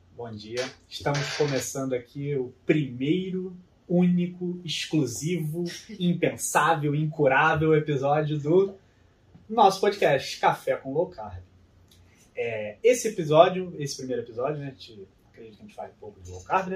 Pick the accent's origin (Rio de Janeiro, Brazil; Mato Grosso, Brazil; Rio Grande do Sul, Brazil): Rio de Janeiro, Brazil; moved away as an adult; now in São Paulo, Brazil; eu nasci no Rio de Janeiro, mais precisamente nascido e criado ali no bairro de Vista Alegre, na zona é norte do Rio